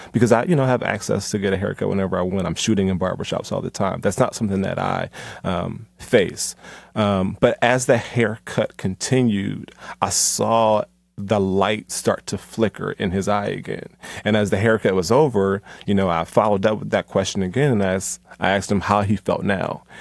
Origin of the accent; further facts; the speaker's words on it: Philadelphia, Pennsylvania, United States; now in Atlanta, United States; Philly, you know, my hometown